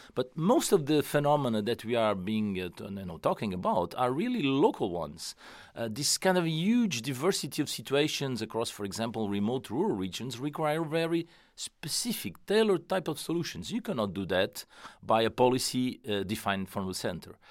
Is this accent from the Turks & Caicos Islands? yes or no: no; Portugal; moved away; I came from Portugal